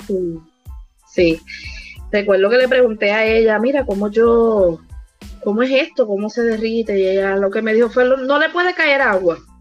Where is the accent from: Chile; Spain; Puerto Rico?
Puerto Rico; also born or lived in Vega Baja, Puerto Rico; soy de Puerto Rico. Vivimos por aquí, por el área de Vega Baja.